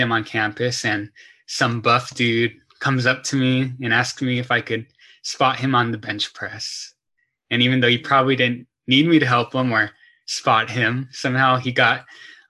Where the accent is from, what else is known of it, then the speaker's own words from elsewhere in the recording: Torrance, California, United States; I grew up in the Torrance, Palos Verdes area